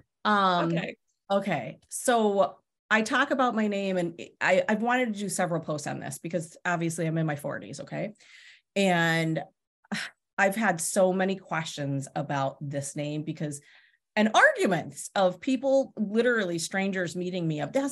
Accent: Pennsylvania, United States; I grew up in Pennsylvania

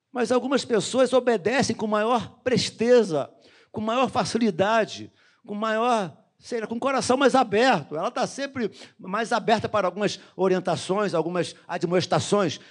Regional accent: Rio de Janeiro, Brazil; nascido e criado no Jardim Metrópolis.

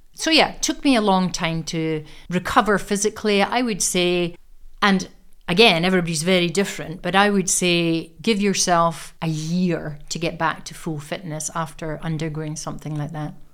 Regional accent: Aberdeen, Scotland, United Kingdom; I was born in Aberdeen, I am an Aberdonian, educated here from the age of five right up to the age of eighteen

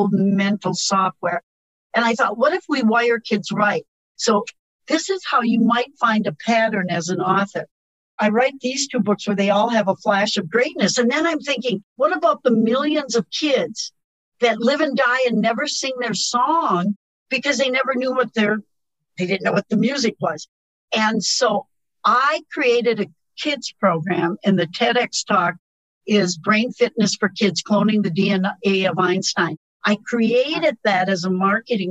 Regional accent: Wisconsin, United States; I'm from Wisconsin.

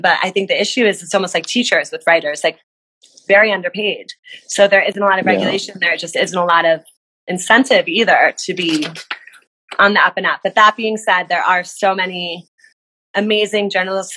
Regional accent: New Jersey, United States; I'm from New Jersey, so I do love New Jersey

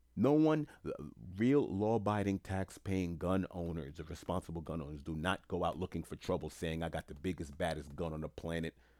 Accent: New York City, New York, United States; moved away as an adult; now in Florida, United States; I grew up in Jamaica, Queens, New York

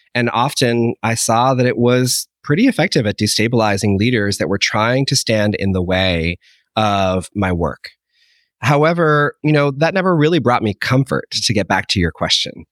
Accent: Holliston, Massachusetts, United States; growing up in Holliston, Massachusetts

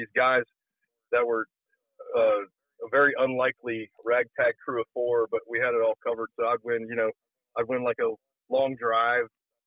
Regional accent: Mobile, Alabama, United States; I was born in Mobile, Alabama, down on the Gulf Coast.

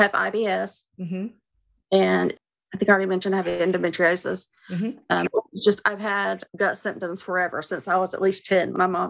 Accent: North Carolina, United States; I'm 49. I'm from North Carolina.

